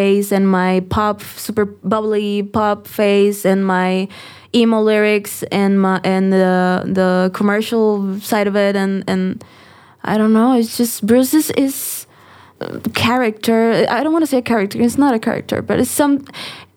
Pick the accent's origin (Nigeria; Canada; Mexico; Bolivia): Mexico; Tijuana, Baja California; now in Mexico City, Mexico; I'm from Tijuana, so I grew up listening